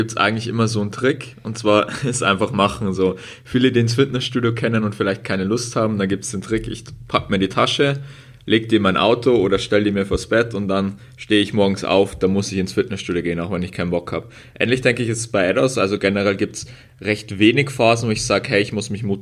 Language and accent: German; Bavaria, Germany; also im Moment wohne ich in Regensburg. In Bayern hört man vielleicht ab und zu auch einen Akzent raus von uns beiden.